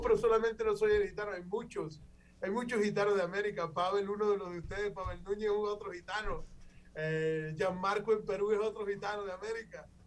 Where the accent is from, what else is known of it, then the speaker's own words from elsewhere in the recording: Caribbean coast, Colombia; de donde vengo, de la tierra, de la costa norte colombiana